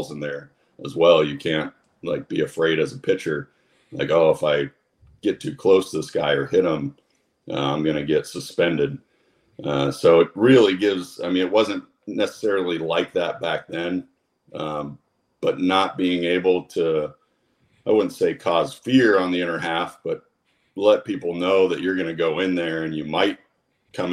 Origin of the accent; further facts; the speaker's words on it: Kersey, Pennsylvania, United States; also born or lived in St. Marys, Pennsylvania; I was born in St. Mary's and went to St. Mary's High School, but I was actually from a smaller town right next to it called Kersey. And Kersey, when I was growing up, had about 800 people